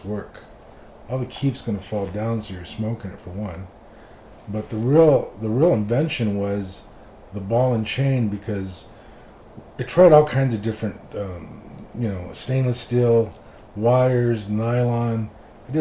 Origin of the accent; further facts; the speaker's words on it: Los Angeles, California, United States; also born or lived in Florida; now in Las Vegas, United States; I'm from East